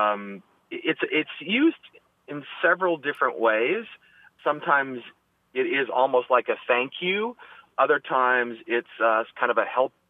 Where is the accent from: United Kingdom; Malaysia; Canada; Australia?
Canada; also born or lived in Prince Edward Island, Canada; now in Dallas, United States; I'm calling from Dallas, Texas, but I'm originally from Canada, and I spent a lot of time on the East Coast on an island called Prince Edward Island